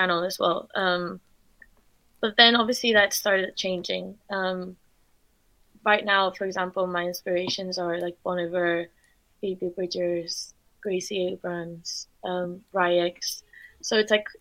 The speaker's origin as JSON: {"language": "English", "country": "Spain", "tie": "born or raised there", "moved": "yes", "lives_now": "London, United Kingdom", "said": "I'm from Spain. So I grew up in Spain, but my mum is German and my dad's Dutch"}